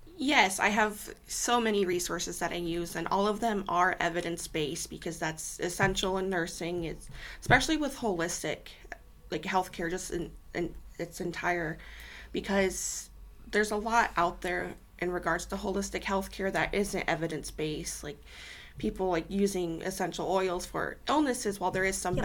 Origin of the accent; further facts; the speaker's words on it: Sergeant Bluff, Iowa, United States; also born or lived in Sioux City, Iowa; I was born and raised in Sioux City. My family lived in Sergeant Bluff for a good 10 years, so that's um, where I spent a good majority of my childhood and teenage years growing up